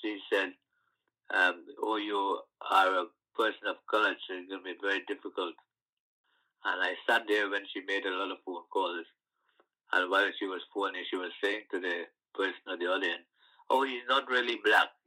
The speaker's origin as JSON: {"language": "English", "country": "Guyana", "tie": "born or raised there", "moved": "as an adult", "lives_now": "London, United Kingdom", "said": "growing up on the sugar estate in Guyana or in like the West Indies"}